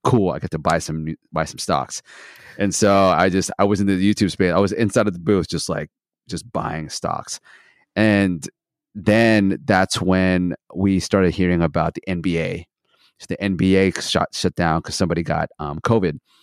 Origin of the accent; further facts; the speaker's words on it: Santa Barbara, California, United States; also born or lived in Philippines / Australia; now in Los Angeles, United States; I was born in Philippines, moved to Australia when I was three, and then I moved to Santa Barbara when I was ten